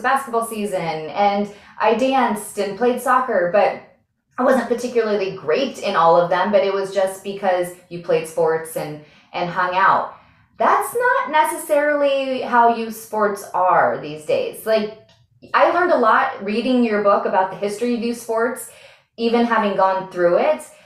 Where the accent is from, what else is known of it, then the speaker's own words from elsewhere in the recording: Montana, United States; we're both from Montana